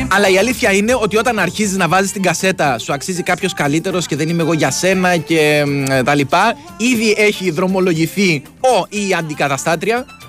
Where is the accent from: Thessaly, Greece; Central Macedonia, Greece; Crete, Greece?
Crete, Greece; Mylopotamos; στο χωριό μου στις αλόιδες του Μιλοποτάμου